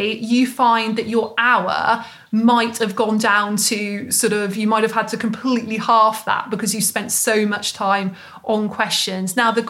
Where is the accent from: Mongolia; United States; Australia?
Mongolia; English is a second language; So I'm from Mongolia. I'm studying face yoga teacher training right now.